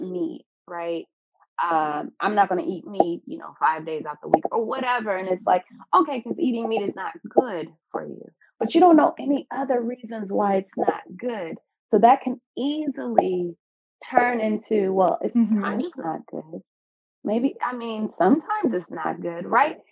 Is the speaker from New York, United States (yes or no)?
no; California, United States; moved away as an adult; now in Baltimore, United States; I'm from California um, and now in Baltimore, Maryland